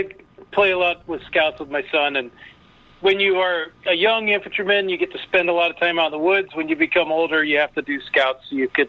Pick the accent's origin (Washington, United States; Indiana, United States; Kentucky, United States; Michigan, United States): Washington, United States; Seattle; moved away; I grew up in Seattle.